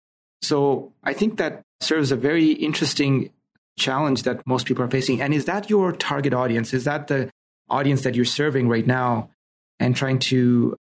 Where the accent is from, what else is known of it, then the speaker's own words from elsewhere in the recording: Pakistan; moved away; I'm originally from Pakistan and my mom is in Pakistan